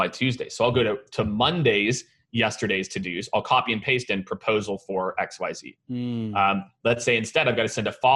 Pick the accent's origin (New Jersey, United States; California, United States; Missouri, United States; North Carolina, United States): Missouri, United States; Kansas City; also born or lived in Primghar, Iowa / Nebraska; now in Austin, United States; I grew up in Kansas City, right? So you know, we're a barbecue city. Now I live in Austin, Texas